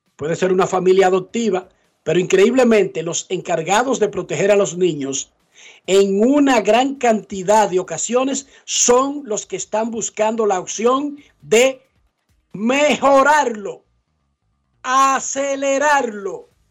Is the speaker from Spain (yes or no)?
no; Dominican Republic; nosotros somos del Caribe, nosotros somos sol de playa, nosotros eh, somos además un país pobre.